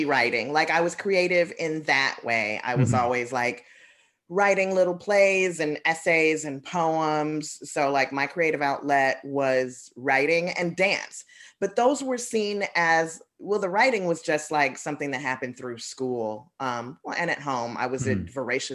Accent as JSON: {"language": "English", "town": "Chicago", "region": "Illinois", "country": "United States", "said": "I'm from the South Side."}